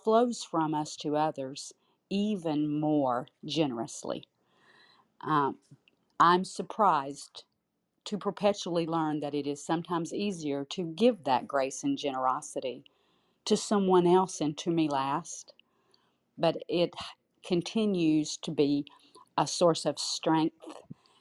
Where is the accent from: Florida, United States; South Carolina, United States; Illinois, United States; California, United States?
Florida, United States; St. Petersburg; now in Tampa, United States; I had lived in St. Petersburg for 48 of my 53 years